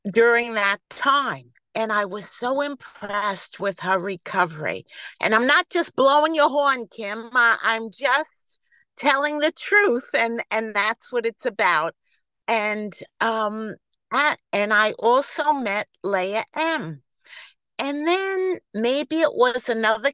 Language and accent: English; New York, United States; accent: New York; I am gratefully recovered from New York, if you can't tell by my New York accent.